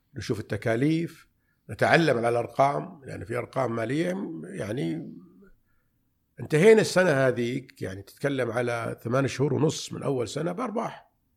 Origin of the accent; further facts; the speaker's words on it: Riyadh, Riyadh Province, Saudi Arabia; من مواليد الرياض عام 1377 يعني 1958 نشأت في في بالرياض